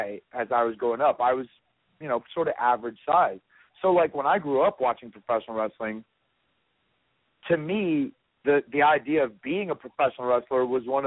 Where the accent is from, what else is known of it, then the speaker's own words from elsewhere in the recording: North Carolina, United States; I grew up in North Carolina